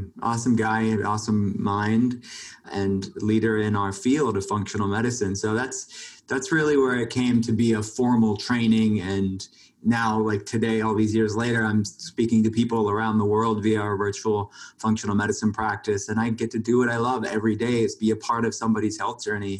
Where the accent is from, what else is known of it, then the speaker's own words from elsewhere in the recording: Pittsburgh, Pennsylvania, United States; I grew up a little bit different than most kids, and I grew up outside of Pittsburgh, Pennsylvania, in the country